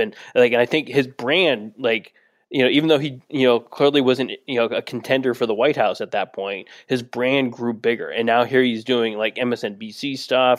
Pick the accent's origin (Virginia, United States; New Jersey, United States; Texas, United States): Texas, United States; San Antonio; San Antonio kid.